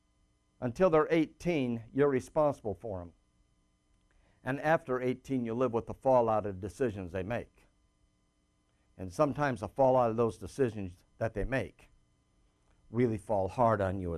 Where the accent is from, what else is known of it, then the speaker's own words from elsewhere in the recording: Phoenix, Arizona, United States; moved away; also born or lived in Bermuda / Michigan / California; I grew up in Phoenix, Arizona, so I'm a desert rat.